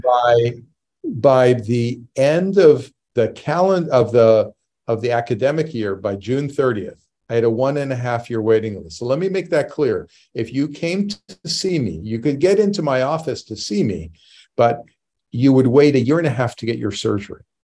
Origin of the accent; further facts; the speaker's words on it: Canada; moved away as an adult; now in United States; I grew up in Canada, and I, um, moved to the U S in eighty-seven